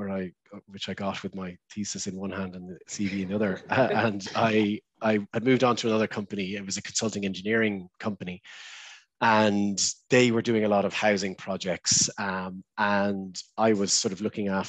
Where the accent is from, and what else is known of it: Ireland; also born or lived in London